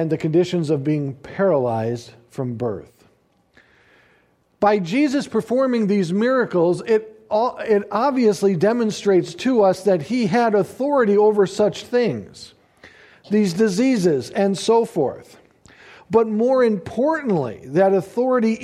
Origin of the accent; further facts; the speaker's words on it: United States; we as American Christians